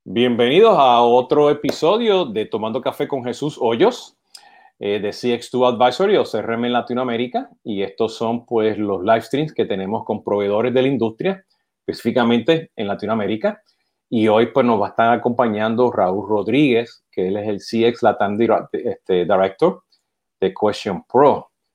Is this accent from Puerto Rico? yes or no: yes; Puerto Rico; yo siendo boricua, está de Puerto Rico